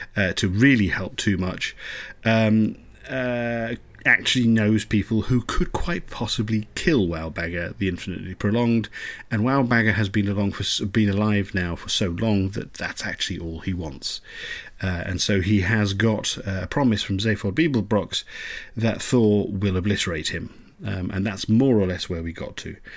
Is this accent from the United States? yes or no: no; England, United Kingdom; I'm so English sometimes